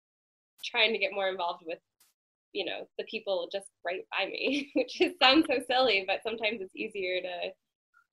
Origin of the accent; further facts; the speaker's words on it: Boulder, Colorado, United States; I grew up in Colorado